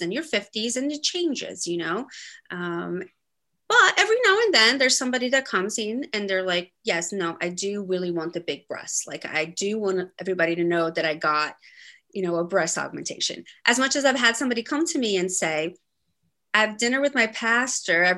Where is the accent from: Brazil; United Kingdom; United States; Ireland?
Brazil; moved away; I was born in Brazil and grew up there